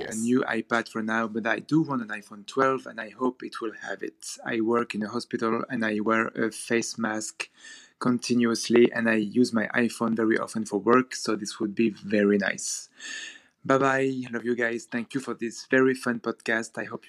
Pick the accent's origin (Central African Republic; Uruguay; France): France; I'm from France.